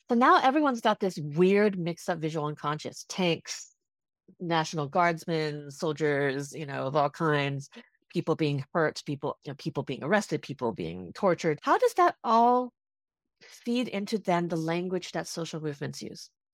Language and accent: English; California, United States; I grew up in California too